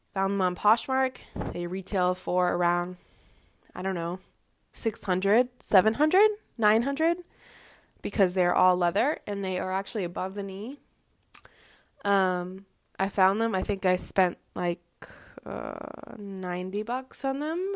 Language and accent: English; Boston, Massachusetts, United States; I am from the Boston area